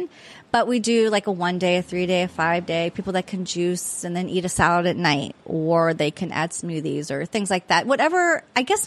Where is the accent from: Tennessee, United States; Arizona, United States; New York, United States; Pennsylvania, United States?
Pennsylvania, United States; Pittsburgh; also born or lived in Prince George's County, Maryland; now in Annapolis, United States; I am from Pittsburgh